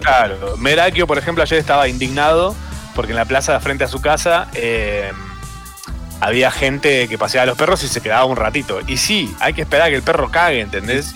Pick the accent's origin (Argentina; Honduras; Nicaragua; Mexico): Argentina; Capilla del Monte, Córdoba; moved away; viví toda mi infancia, adolescencia en Capilla del Monte, Córdoba